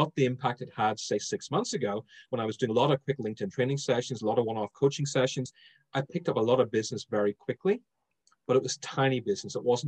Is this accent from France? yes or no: no; Ireland; But Clubhouse has enabled me to slow my speech down, because bear in mind, I'm Irish. Irish people speak super fast.